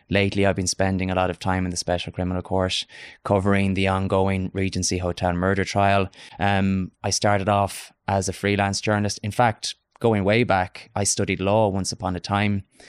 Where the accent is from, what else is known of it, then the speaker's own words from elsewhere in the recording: Galway, Connacht, Ireland; moved away as an adult; now in Dublin, Ireland; my hometown of Galway